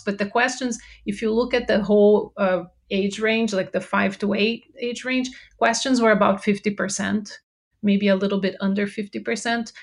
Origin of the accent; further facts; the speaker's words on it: Brazil; English is a second language; moved away as an adult; now in United States; I uh, moved here to the US. I'm originally from Brazil. So if you detect an accent, that's where it's from